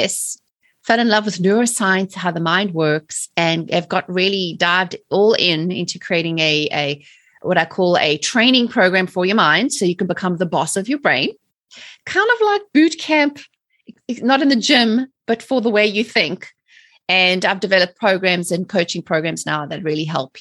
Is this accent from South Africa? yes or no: yes; South Africa; moved away as an adult; also born or lived in England; now in United States; I'm originally from South Africa. So I was born and raised in South Africa in the 70s and the 80s and lived under apartheid